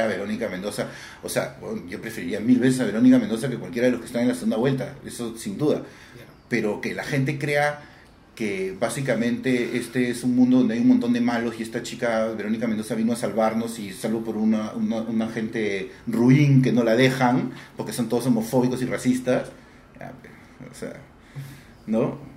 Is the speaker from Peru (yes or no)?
yes; Peru; yo soy peruano